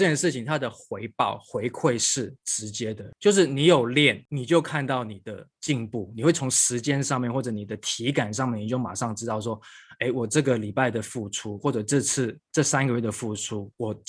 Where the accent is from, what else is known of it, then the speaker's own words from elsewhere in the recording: Hong Kong; also born or lived in United States; now in Taiwan; 我小时候呃出生在香港，然后求学过程一直都在香港跟美国。那我是一九九九年大学毕业之后呢，就回到台湾